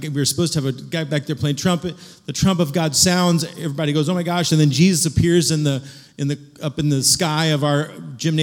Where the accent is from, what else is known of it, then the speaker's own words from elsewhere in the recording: Kansas City, Missouri, United States; I grew up in Kansas City